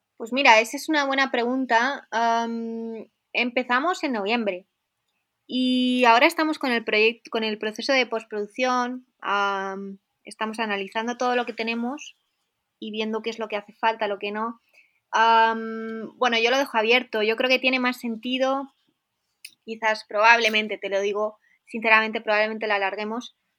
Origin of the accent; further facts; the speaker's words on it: Spain; accent: Spanish; moved away as an adult; now in Innsbruck, Austria; como española